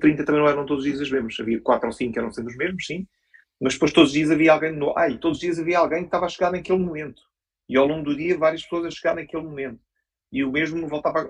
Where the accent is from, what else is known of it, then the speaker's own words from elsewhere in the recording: Portugal; somos portugueses